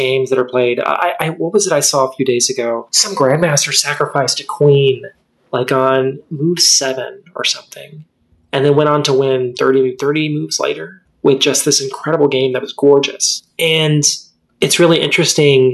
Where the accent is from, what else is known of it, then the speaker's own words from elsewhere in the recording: Texas, United States; Well, I was raised in Texas. I wish I could say I was born there, because I am a Texan through and through.